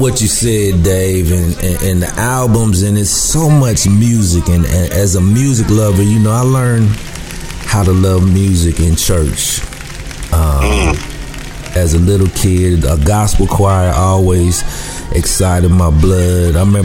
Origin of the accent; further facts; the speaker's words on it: the South, United States; growing up in the South